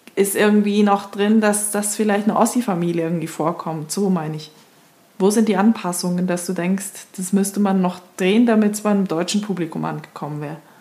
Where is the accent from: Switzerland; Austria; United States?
Switzerland; moved away; als Schweizerin, die jetzt seit einem Jahr nicht mehr in der Schweiz war